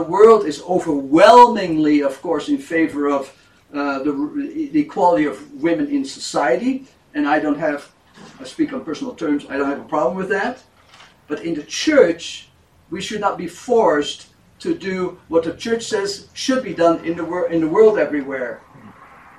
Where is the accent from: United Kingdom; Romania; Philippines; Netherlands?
Netherlands; moved away; I was born in Europe, in Holland